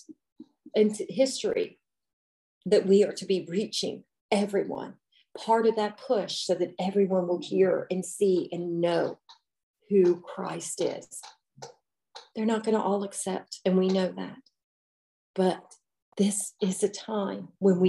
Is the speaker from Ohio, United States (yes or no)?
yes; Cincinnati, Ohio, United States; I'm from Cincinnati area